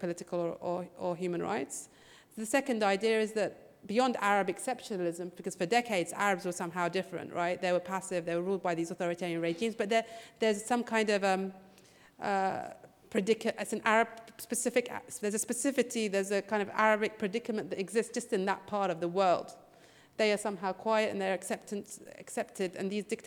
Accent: Bahrain

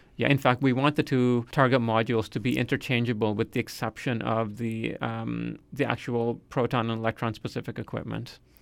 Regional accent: Nova Scotia, Canada; also born or lived in United Kingdom / Calgary; I would say I grew up in Nova Scotia because that's where I did most of my schooling

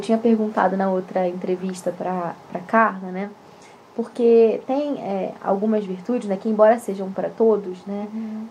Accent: Rio de Janeiro, Brazil; now in Curitiba, Brazil; a gente é do Rio

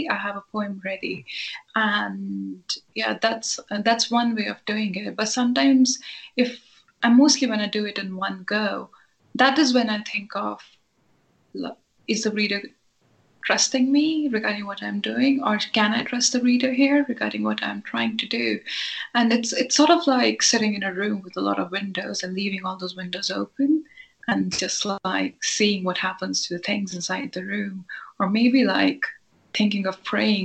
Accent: Himachal Pradesh, India; moved away as an adult; also born or lived in Ireland; I grew up in India around people who spoke Urdu fluently

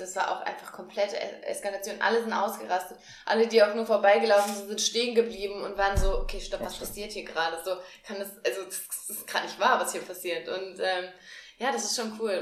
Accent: near Marburg, Hesse, Germany; now in Frankfurt, Germany; ich komme auch aus Hessen, mhm. aber Richtung Marburg, also noch hinter Marburg.

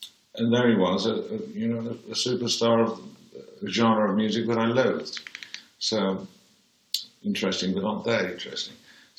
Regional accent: Birmingham, West Midlands, United Kingdom; born there; Now, that's weird, because I was born in White Green Road.

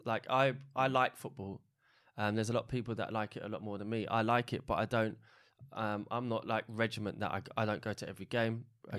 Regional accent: Ireland; I'm Irish, but I follow Republic of Ireland, but I also follow England.

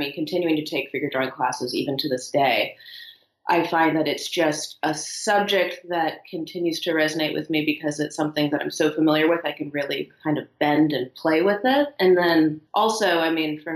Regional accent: Los Angeles, California, United States; I grew up in Los Angeles

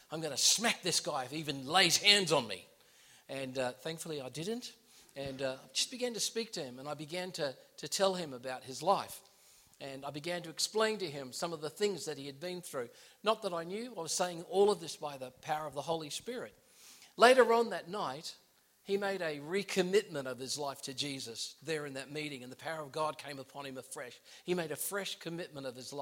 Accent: Gold Coast, Queensland, Australia; moved away as an adult; also born or lived in United States / Miami / Bangkok, Thailand; now in England; I was born in the United States. I was raised in Australia on the Gold Coast.

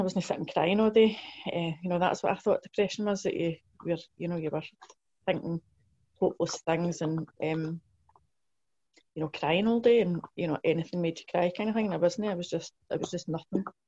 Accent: Blantyre, Scotland, United Kingdom; in South Lanarkshire

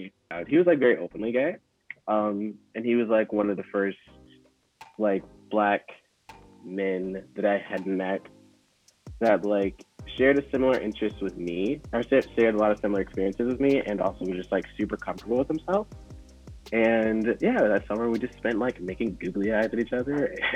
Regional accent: the South, United States; as a kid, growing up in the South

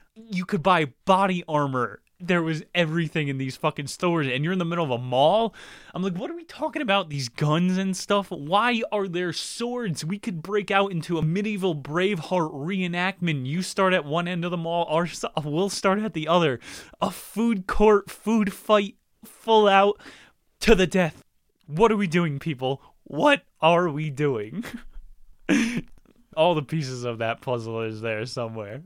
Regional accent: New Jersey, United States; I'm from Jersey

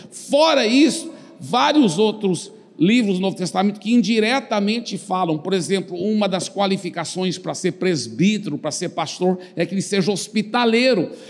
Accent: Brazil; first language en; Portuguese is a second language; eu sou filho de missionários americanos aqui no Brasil, mas eu sou o único da minha família que nasci no Brasil, então eu tenho cidadania dupla.

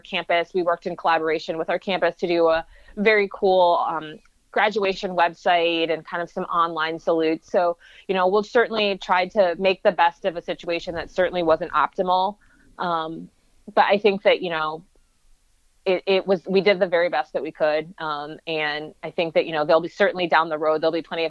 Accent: Michigan, United States; now in Chicago, United States; I'm from Michigan, so it's a little bit closer to my family.

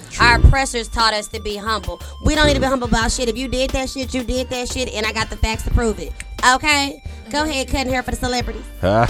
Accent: Texas, United States; I'm from Texas.

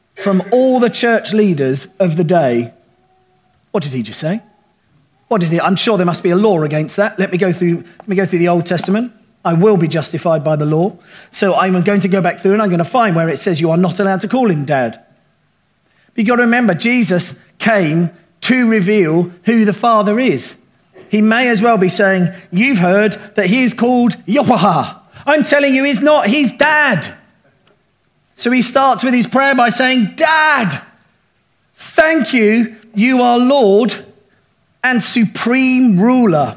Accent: United Kingdom; I'm thoroughly British

